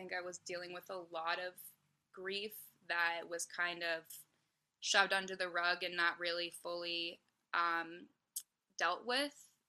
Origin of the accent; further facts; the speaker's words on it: Hopkinton, Massachusetts, United States; also born or lived in Abington, Massachusetts / Nashville; I grew up in Hopkinton, Massachusetts. I now live 30 minutes south of Boston in Abington